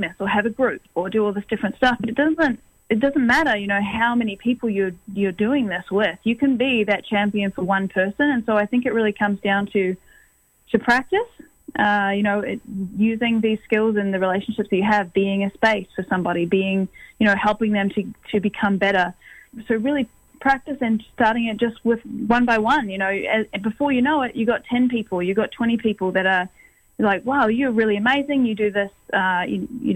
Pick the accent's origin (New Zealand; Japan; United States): New Zealand; now in Toronto, Canada; from New Zealand, as you said, and I am based here in Toronto